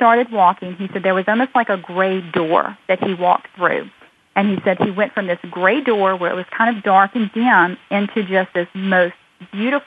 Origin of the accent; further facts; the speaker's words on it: United States; We're just an American family